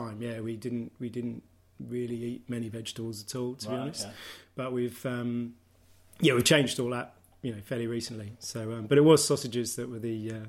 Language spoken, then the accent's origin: English; Australia; now in St Agnes, United Kingdom; Because we're both from Australia originally.